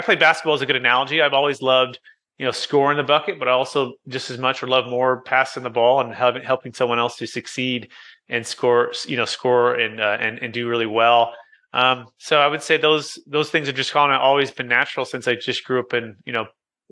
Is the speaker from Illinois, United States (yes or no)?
no; Fremont, California, United States; also born or lived in San Jose / Sacramento / Roseville / Rocklin; So I grew up originally in Taxifornia, the Bay Area, Silicon Valley, Fremont Mission